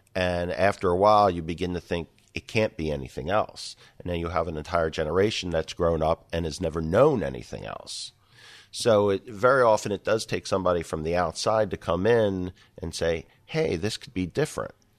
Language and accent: English; Philadelphia, Pennsylvania, United States; now in Rochester, United States; grew up and cut my teeth in, uh, in and around Philadelphia